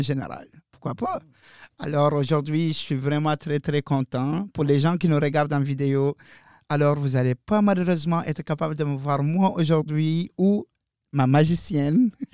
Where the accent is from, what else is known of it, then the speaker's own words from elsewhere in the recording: Mauritania; now in Moncton, Canada; je viens clairement du désert de la Mauritanie